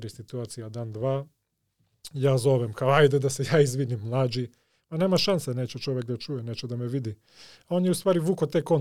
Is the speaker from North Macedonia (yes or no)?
yes; Skopje, North Macedonia; born there; Croatian is a second language; I ja se setim, ja sam makedonac, rođen sam ovde u Skoplju.